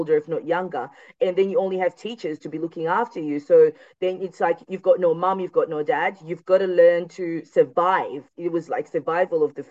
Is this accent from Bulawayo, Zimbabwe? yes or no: no; Shurugwi, Midlands, Zimbabwe; also born or lived in Masvingo; now in Australia; I grew up in a small town called Shirungwi